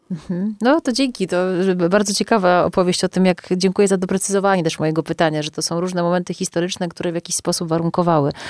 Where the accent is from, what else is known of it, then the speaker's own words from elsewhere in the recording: Ciechanów, Masovian Voivodeship, Poland; jako osoba tańcząca w dzieciństwie w zespole Mały Ciechanów i śpiewająca mazowieckie przyśpiewki